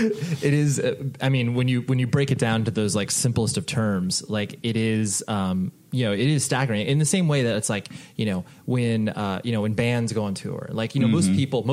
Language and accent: English; Las Vegas, Nevada, United States; born there; I was born in Vegas, and so, like, mm-hmm. UNLV was my team